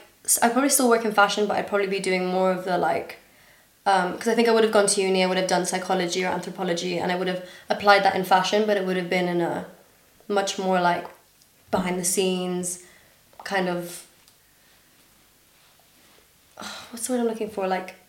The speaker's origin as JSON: {"language": "English", "region": "Dubai", "country": "United Arab Emirates", "tie": "born or raised there", "accent": "international school", "said": "Yeah, so I grew up in Dubai, but like my mum's British nationality and my dad's Danish nationality."}